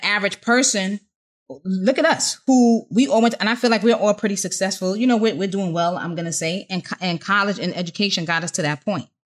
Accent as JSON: {"language": "English", "region": "New York", "country": "United States", "said": "I was from New York"}